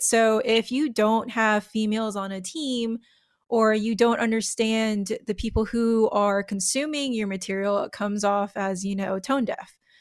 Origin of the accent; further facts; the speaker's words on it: United States; I'm American